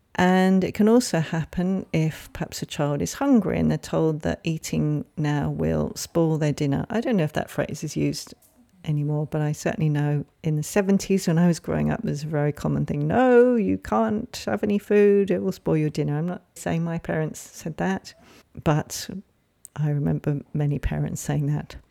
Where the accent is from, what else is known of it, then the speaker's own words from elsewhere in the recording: England, United Kingdom; moved away; that was certainly the language I grew up with growing up in England